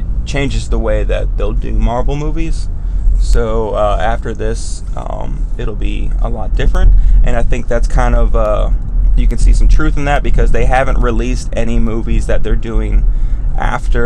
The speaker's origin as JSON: {"language": "English", "country": "United States", "said": "as an American"}